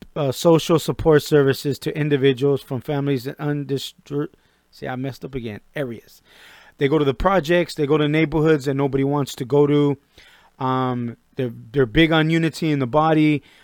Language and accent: English; Norwalk, California, United States; I'm from the Compton side of Norwalk.